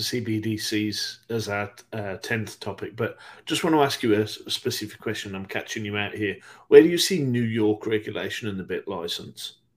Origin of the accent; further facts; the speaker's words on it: United Kingdom; my home country, the UK